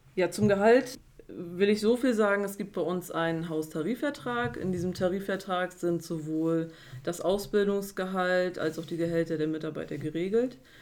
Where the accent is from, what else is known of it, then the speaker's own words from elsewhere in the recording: Güstrow, Mecklenburg-Vorpommern, Germany; ich bin 33 Jahre, komme aus Güstrow